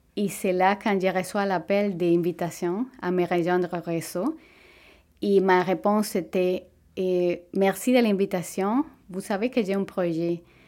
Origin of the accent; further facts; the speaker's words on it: Venezuela; French is a second language; moved away as an adult; now in Quebec, Canada; Au Venezuela, j'avais le, privilège de travailler comme physiothérapeute dans ma propre clinique